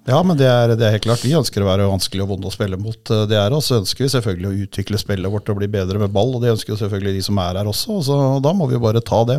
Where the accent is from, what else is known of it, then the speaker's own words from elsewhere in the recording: Holmestrand, Vestfold, Norway; now in Hamar, Norway; jeg er jo opprinnelig fra Holmestrand, og i Vestfold så hadde vi jo svensk TV, så jeg er jo født og oppvokst med TV-pucken.